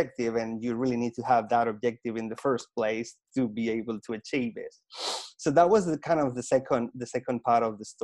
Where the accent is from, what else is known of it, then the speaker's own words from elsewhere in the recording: Caracas, Capital District, Venezuela; English is a second language; moved away as an adult; also born or lived in Hastings, United Kingdom; now in United Kingdom; I was born in Venezuela in a middle upper class family, and all of that from one day to the next disappeared. I went from living in one of the poshest places in Caracas, Venezuela, to one of the toughest slums in the city